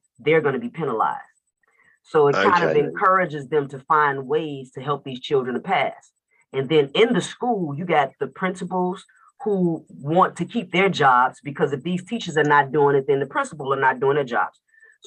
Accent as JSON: {"language": "English", "town": "Chicago", "region": "Illinois", "country": "United States", "also_born_or_lived": "Atlanta, Georgia", "said": "I'm in Chicago, and I'm from Chicago, Illinois, but I used to live in Atlanta, Georgia. And I was there for like over 20-something years."}